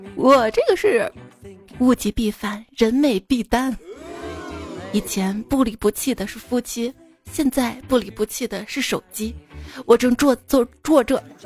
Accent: northern China, China; 我是北方人

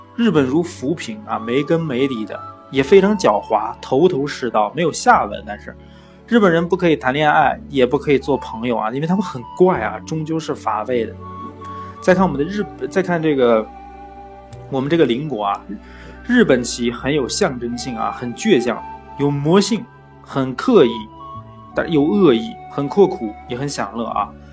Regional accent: China; 我们中国人

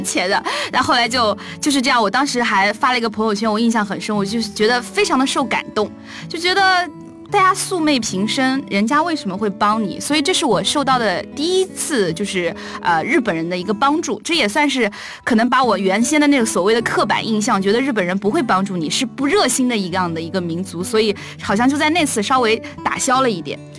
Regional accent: Nanjing, Jiangsu, China; 因为我是南京人

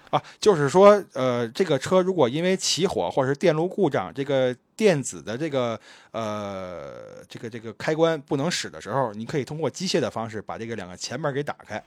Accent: Beijing, China; moved away; 我小时候游泳，我还拿过这个崇文区第一名的奖项呢

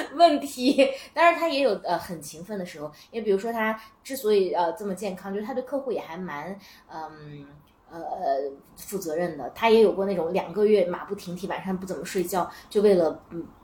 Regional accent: Tianshui, Gansu, China; moved away; 我来自天水市

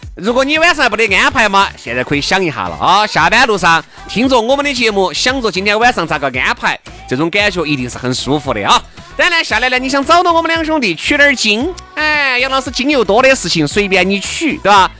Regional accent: China; 我们中国人这种做生意的这种尿性

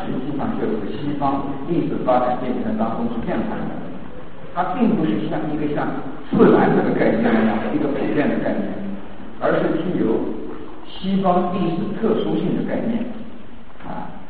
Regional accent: China; 我们中国人近代以来呢，就接受了这样的一个呃这样的一个文明概念。

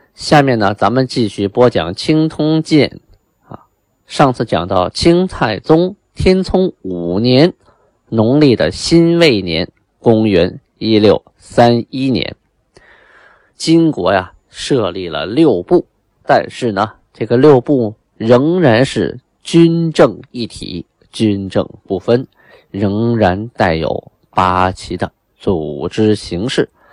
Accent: China; 我们中国人定条例啊

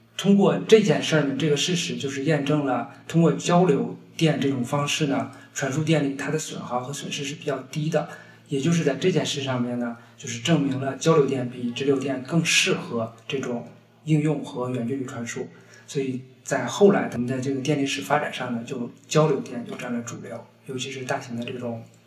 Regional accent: Hebei, China; moved away as an adult; also born or lived in Liaoning; now in Beijing, China; 因为我家乡是在河北，然后我原来在辽宁工作呢

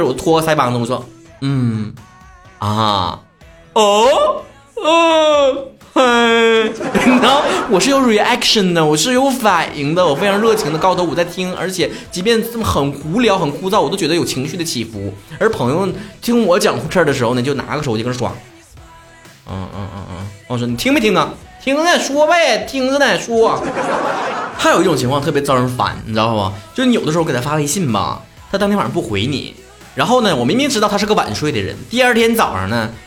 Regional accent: China; 像我们中国人如果生气了

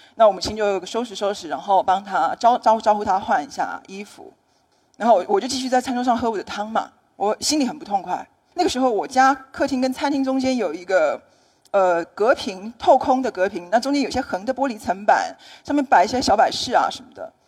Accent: Taiwan; 我来自台湾

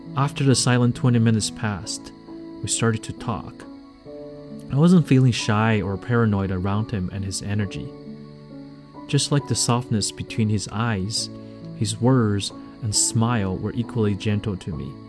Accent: Liaoning, China; born or raised there

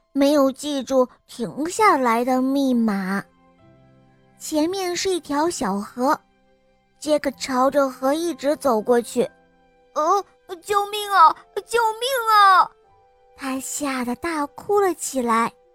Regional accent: Suzhou, Jiangsu, China; 我五岁了， 我来自苏州

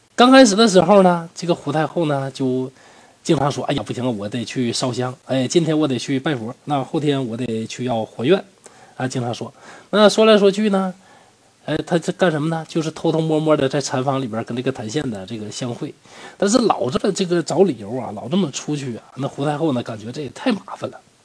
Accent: Northeast China, China; 我是东北人嘛

